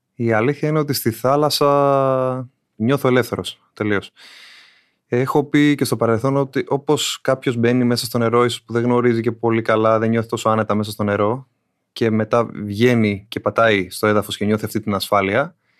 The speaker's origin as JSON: {"language": "Greek", "town": "Athens", "region": "Attica", "country": "Greece", "said": "Δεν είμαι από νησί, από την Αθήνα είμαι"}